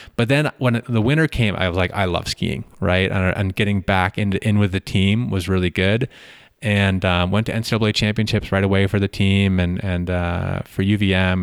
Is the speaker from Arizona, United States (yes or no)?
no; Middlebury, Vermont, United States; moved away; grew up in a pla-, in mi-, near Middlebury, Vermont